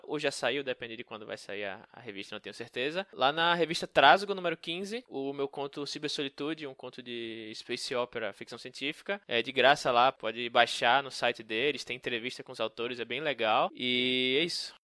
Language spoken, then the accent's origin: Portuguese; Northeast Region, Brazil; moved away as an adult; eu que sou nordestino, né? Morei lá minha vida toda